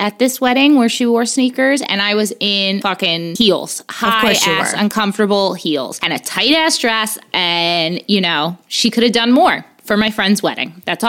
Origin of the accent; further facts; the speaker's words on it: Hoboken, New Jersey, United States; Yeah, like growing up in Hoboken